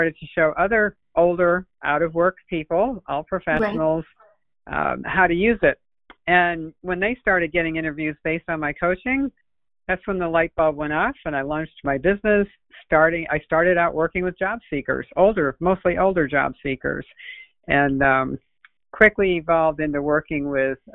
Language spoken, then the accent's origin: English; New England, United States; now in Palm Beach County, United States; I'm originally from New England, but I've been down here since 1979, so I'm almost a native